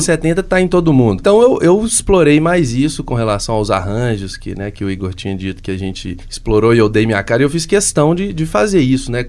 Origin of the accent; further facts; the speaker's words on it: Minas Gerais, Brazil; todos nós somos mineiros